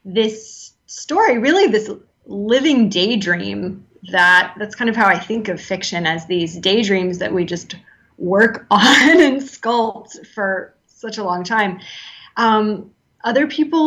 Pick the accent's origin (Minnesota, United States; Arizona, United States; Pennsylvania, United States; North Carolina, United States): Pennsylvania, United States; moved away as an adult; now in Maitland, United States; I was born and raised in Pennsylvania